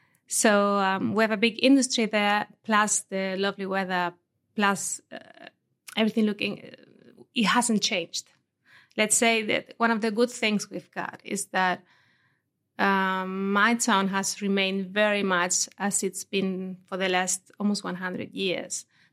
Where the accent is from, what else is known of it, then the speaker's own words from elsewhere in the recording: Gata de Gorgos, Valencian Community, Spain; moved away as an adult; also born or lived in Denmark; Yeah, I was born in Valencia city, actually. Mm-hmm. Although my parents lived in Gata. So I spent there until I was 18.